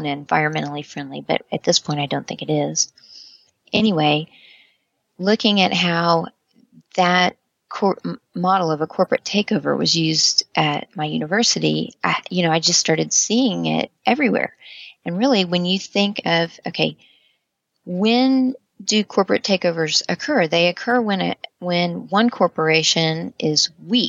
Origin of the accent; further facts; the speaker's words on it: United States; as an American